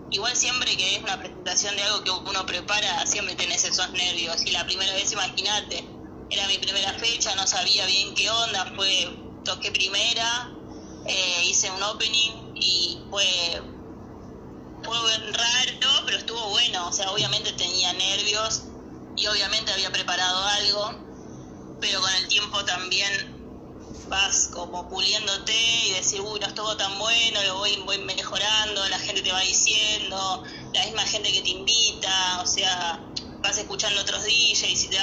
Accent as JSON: {"language": "Spanish", "town": "Paraná", "region": "Entre Ríos", "country": "Argentina", "tie": "born there", "also_born_or_lived": "Chubut", "said": "Yo nací en Paraná, pero también me fui vivir, estuve viviendo 15 años en el sur, en Chubut, y volver a Paraná después fue como que no, nunca me gustó demasiado"}